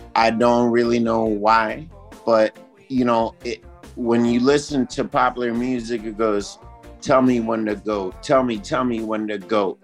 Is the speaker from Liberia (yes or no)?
yes; Monrovia, Montserrado, Liberia; I grew up in Africa. I grew up in Monrovia, Liberia, in West Africa.